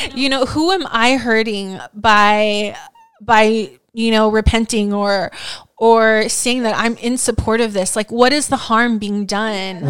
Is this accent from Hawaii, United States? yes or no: yes; Hawaii, United States; moved away; growing up in Hawaii